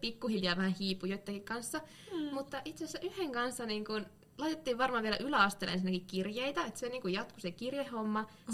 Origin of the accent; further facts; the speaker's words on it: Lapua, South Ostrobothnia, Finland; moved away; kun olin vielä tuolla kotipuolessa, Lapualla